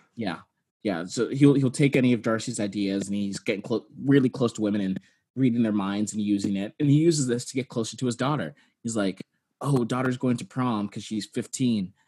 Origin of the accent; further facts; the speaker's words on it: Texas, United States; I'm from Texas and did not have sex ed